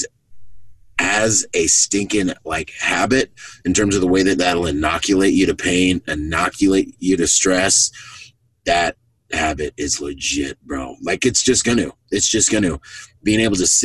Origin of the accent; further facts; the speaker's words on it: Bahamas; I'm from the Bahamas